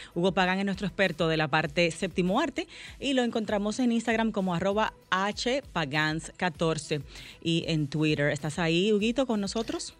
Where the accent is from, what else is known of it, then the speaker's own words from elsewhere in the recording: Dominican Republic; los dominicanos somos